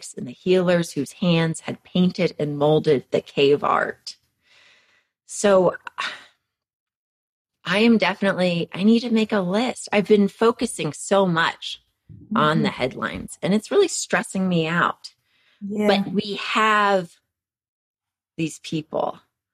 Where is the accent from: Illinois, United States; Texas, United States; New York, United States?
Texas, United States; moved away as an adult; also born or lived in Western Massachusetts; I'm from Texas.